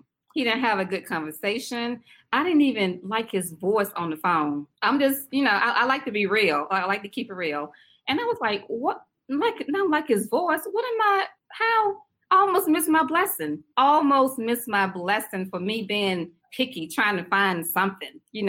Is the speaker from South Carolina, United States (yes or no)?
yes; South Carolina, United States; also born or lived in Washington, D.C.; now in Raleigh, United States; I'm originally from South Carolina. You might can tell my little accent